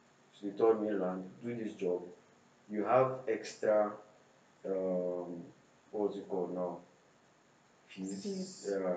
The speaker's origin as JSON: {"language": "English", "town": "Jos", "region": "Plateau", "country": "Nigeria", "tie": "born or raised there", "also_born_or_lived": "Abuja", "moved": "yes", "lives_now": "Lagos, Nigeria", "said": "I was born in Jos"}